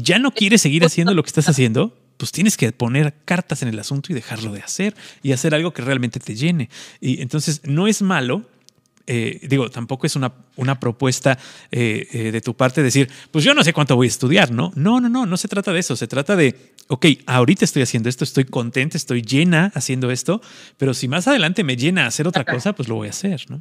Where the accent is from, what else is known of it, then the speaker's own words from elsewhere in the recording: Mexico; Los, mexicanos nos pintamos solos